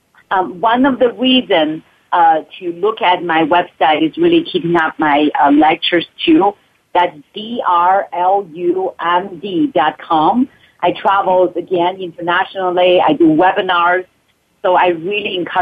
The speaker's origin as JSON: {"language": "English", "country": "China", "also_born_or_lived": "Bay Area", "moved": "yes", "lives_now": "Mount Shasta, United States", "said": "I came from China"}